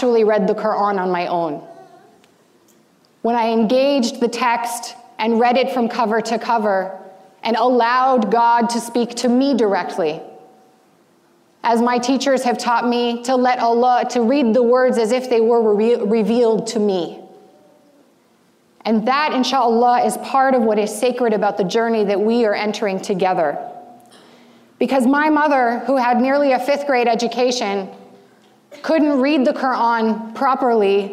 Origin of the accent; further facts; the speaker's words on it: United States; growing up as an American Muslim teenager